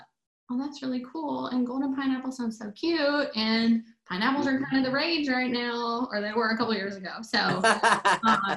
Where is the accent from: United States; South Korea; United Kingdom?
United States; Newnan, Georgia; I grew up in Noonan, Georgia, which is about 40 minutes south of the city on off I-85